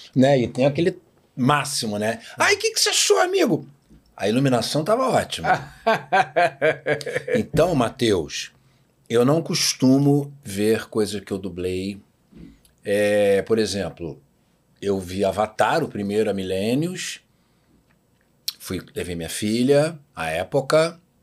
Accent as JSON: {"language": "Portuguese", "region": "Rio de Janeiro", "country": "Brazil", "tie": "born or raised there", "said": "Eu morei a vida inteira em Botafogo"}